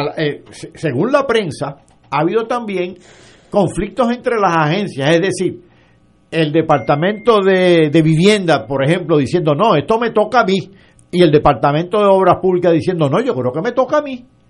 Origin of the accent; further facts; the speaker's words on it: Yauco, Puerto Rico; a mi pueblo de Yauco